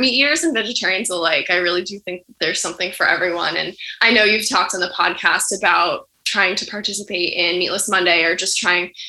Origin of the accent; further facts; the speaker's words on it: Morristown, New Jersey, United States; my hometown in Morristown, New Jersey